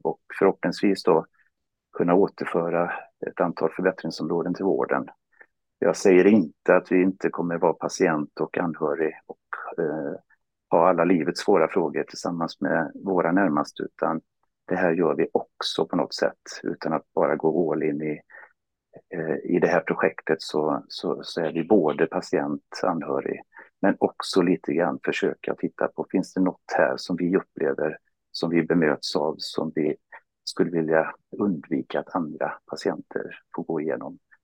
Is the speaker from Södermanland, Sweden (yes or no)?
no; Borås, Västra Götaland, Sweden; also born or lived in Stockholm; now in Stenungsund, Sweden; jag är från Borås annars, men eh, hamnade till slut efter några vändor i Stockholm i Stenungsund tillsammans med Helen